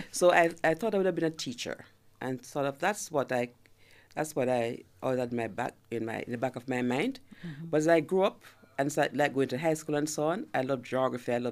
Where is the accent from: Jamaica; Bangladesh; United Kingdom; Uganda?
Jamaica; Galina, Saint Mary Parish; I was born in Galina, St. Mary